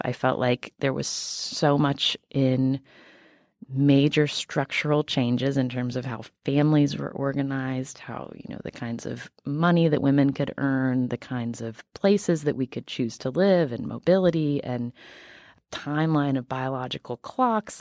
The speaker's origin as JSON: {"language": "English", "region": "West Virginia", "country": "United States", "moved": "yes", "said": "I am from West Virginia"}